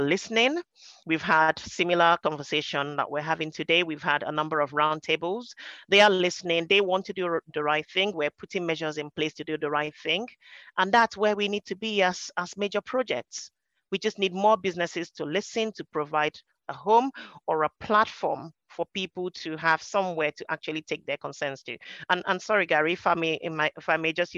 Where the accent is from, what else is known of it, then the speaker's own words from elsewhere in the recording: Nigeria; moved away as an adult; now in United Kingdom; I came over from Nigeria and we grew up speaking English.